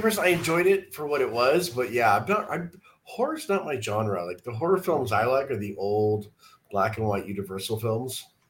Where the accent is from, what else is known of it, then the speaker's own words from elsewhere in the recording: San Diego, California, United States; now in Missouri, United States; I'm from San Diego